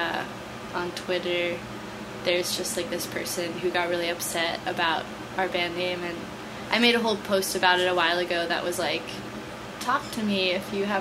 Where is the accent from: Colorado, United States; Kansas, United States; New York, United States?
New York, United States; New York City; I grew up in Soho